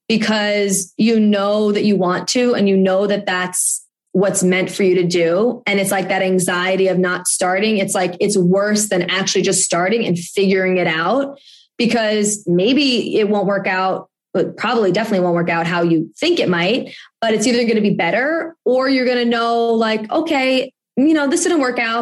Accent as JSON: {"language": "English", "region": "New York", "country": "United States", "said": "I'm from New York"}